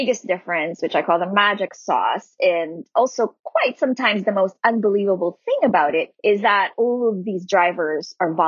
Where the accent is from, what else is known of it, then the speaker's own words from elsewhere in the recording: Philippines; moved away as an adult; now in Pittsburgh, United States; coming from and growing up in the Philippines